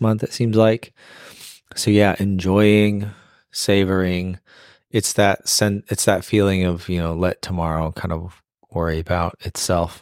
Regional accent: Phoenix, Arizona, United States; moved away as an adult; also born or lived in Boston; now in Nashville, United States; we're born and raised in Phoenix, but we've lived in Boston and now we live in Nashville

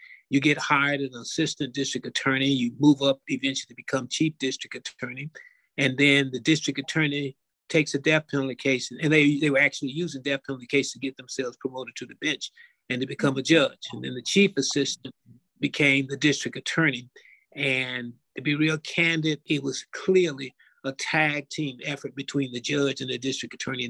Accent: the South, United States; I grew up in the Jim Crow South.

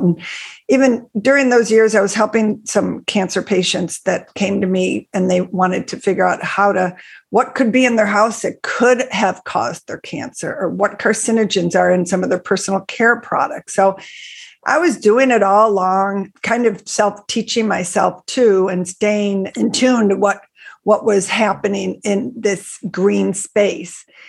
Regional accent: Buffalo, New York, United States; I grew up in Buffalo, New York. I still live in Buffalo, New York.

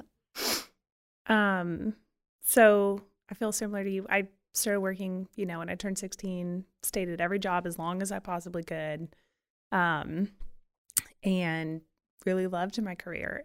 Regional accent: Florida Panhandle, United States; moved away as an adult; also born or lived in Nashville, Tennessee / Memphis, Tennessee; now in Birmingham, United States; I grew up in the panhandle of Florida

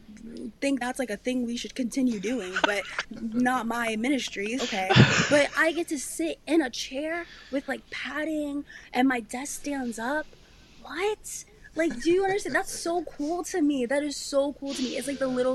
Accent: New York, United States; we're from New York

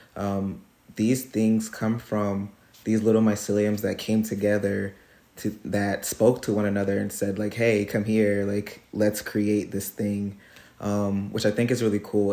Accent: Trenton, New Jersey, United States; moved away as an adult; now in Hudson Valley, United States; I'm from Trenton, New Jersey

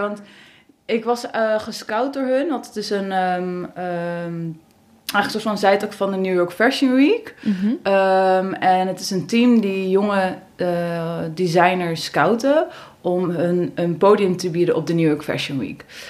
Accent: Middelburg, Zeeland, Netherlands; ik ben geboren in Zeeland, in Middelburg

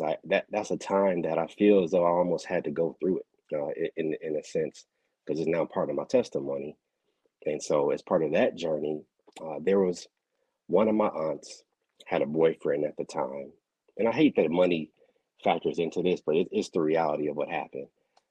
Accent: Milwaukee, Wisconsin, United States; I grew up in Milwaukee, Wisconsin, and I grew up actually on 91st and Brown Deer Road

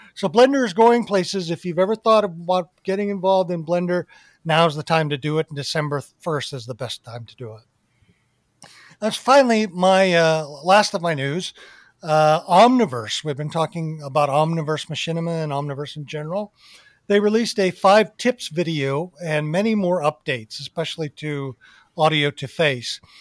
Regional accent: Arizona, United States; growing up in Arizona

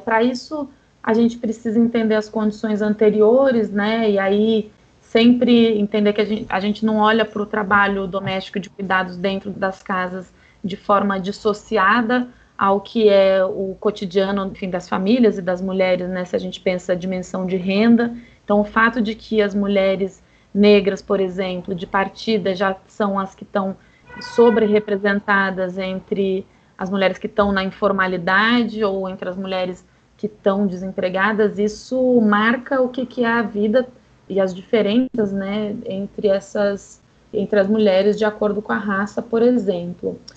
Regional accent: São Paulo, Brazil; Eu sou de São Paulo

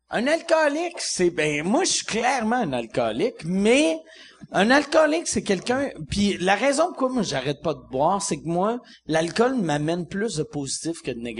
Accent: Saguenay, Quebec, Canada; Moi, je suis du Saguenay.

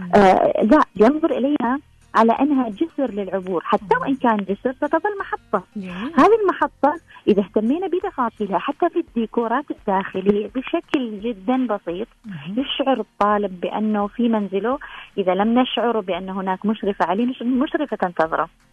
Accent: Oman; احنا عندنا في عمان

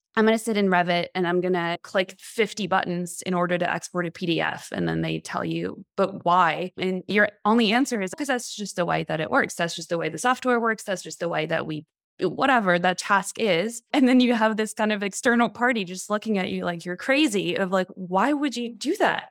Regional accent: France; moved away as an adult; also born or lived in Montreal, Canada; now in San Francisco, United States; I'm from France. I moved to Canada, Montreal, f, when I was eighteen to go to school.

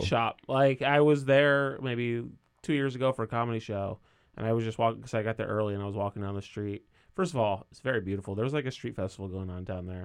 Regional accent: Coventry, Connecticut, United States; moved away; I'm from Coventry

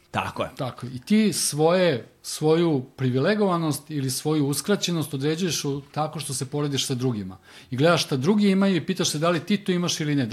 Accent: Serbia

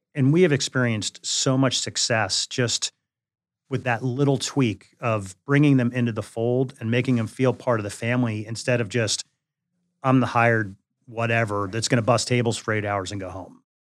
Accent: Jersey Shore, New Jersey, United States; moved away; also born or lived in Tennessee; I grew up on the Jersey Shore.

